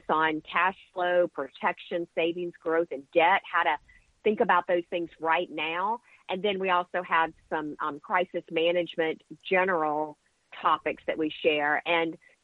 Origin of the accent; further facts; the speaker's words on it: the South, United States; I grew up in the South where, money was something that was considered a taboo subject